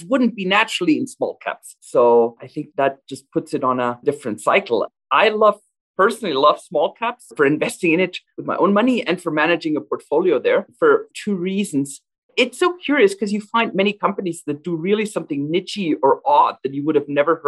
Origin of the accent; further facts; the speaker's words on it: western Germany, Germany; moved away as an adult; also born or lived in Alberta, Canada; now in Calgary, Canada; I grew up in Western Germany in the 1990s, a very prosperous time.